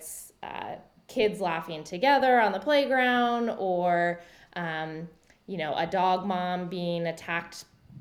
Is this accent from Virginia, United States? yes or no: yes; Charlottesville, Virginia, United States; I'm from Charlottesville, Virginia, and there's an Orvis there